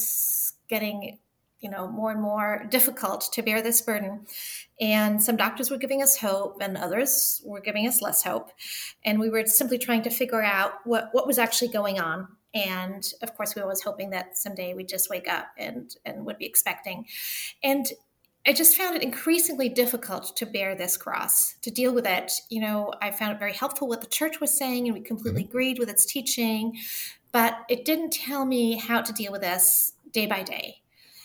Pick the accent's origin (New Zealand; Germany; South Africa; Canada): Germany; also born or lived in Liechtenstein / Oxford, United Kingdom; now in Pennsylvania, United States; So I'm half German and half French. I was raised in Germany, and we've moved in a lot of different countries